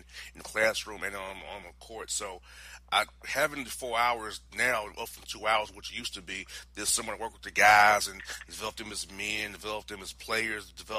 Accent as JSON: {"language": "English", "region": "Florida", "country": "United States", "also_born_or_lived": "Tennessee", "moved": "as an adult", "lives_now": "Atlanta, United States", "said": "I'm from Florida, went to school in Tennessee"}